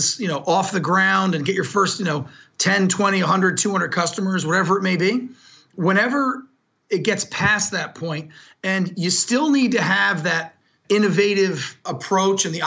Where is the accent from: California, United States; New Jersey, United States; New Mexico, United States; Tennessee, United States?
New Jersey, United States; I'm very proud to say I grew up in New Jersey.